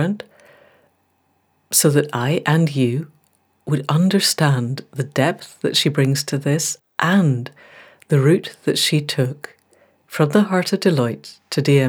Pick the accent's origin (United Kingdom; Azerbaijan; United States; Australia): United Kingdom; Scotland; also born or lived in Newmarket; I'm being Scottish.